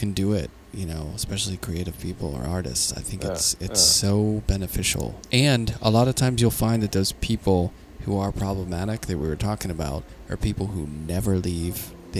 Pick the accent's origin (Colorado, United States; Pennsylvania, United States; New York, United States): Pennsylvania, United States; Pittsburgh; I grew up really poor in Pittsburgh